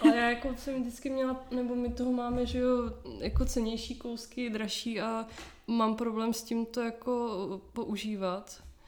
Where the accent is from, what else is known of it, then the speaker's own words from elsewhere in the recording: Hradec Králové, Hradec Králové Region, Czechia; also born or lived in Nusle, Prague; now in Prague, Czech Republic; Já jsem z Hradce, z Hradce, z Hradce Králové a předtím jsme bydleli v Nuslích